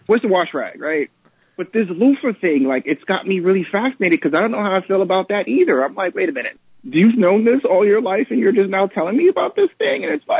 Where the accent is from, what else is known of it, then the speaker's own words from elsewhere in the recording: New York City, New York, United States; I was born and raised in the Bronx.